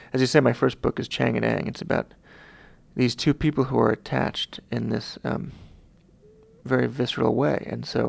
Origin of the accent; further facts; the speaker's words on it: Long Island, New York, United States; I was from Long Island